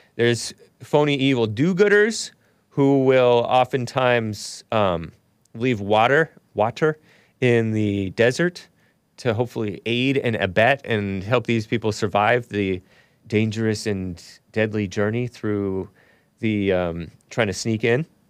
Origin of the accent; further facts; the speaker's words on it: United States; I'm American